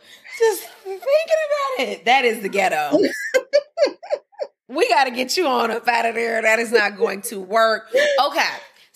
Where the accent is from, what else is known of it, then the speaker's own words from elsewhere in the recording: Chicago, Illinois, United States; my hometown.